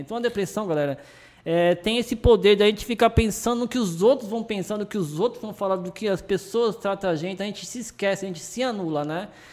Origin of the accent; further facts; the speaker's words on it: Brazil; also born or lived in Argentina; fui criado aqui no Brasil durante muito tempo